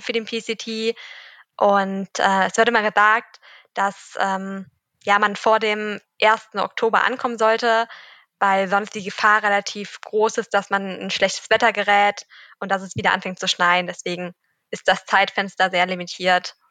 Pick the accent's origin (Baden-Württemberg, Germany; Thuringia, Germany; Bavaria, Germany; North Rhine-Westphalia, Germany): North Rhine-Westphalia, Germany; Cologne; ich komme aus Köln